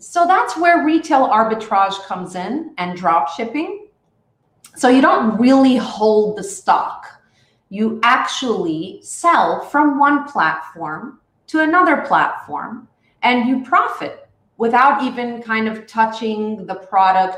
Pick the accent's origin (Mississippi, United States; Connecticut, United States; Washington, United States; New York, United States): New York, United States; New York City; moved away as an adult; now in Israel; I grew up in New York, part in Brooklyn. Sometimes I was in Manhattan. So I'm a real New Yorker